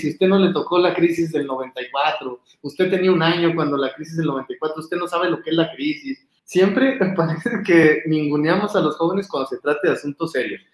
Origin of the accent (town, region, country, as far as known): Mexico